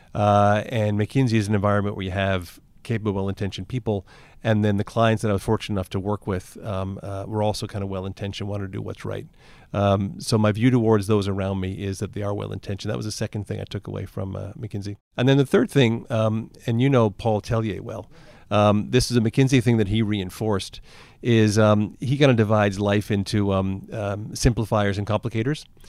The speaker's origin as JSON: {"language": "English", "town": "Toronto", "region": "Ontario", "country": "Canada", "tie": "born or raised there", "said": "I grew up in Toronto. Uh, I lived in Toronto, um, till going to university."}